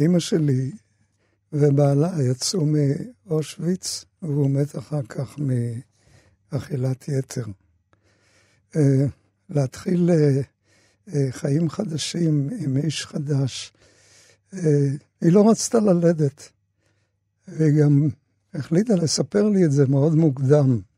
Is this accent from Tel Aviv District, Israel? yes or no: yes; Tel Aviv, Tel Aviv District, Israel; also born or lived in Austria; אנחנו, שהגענו לארץ אחרי uh, המעברות, שלחו אותנו לשכונת שפירא, וגרנו שם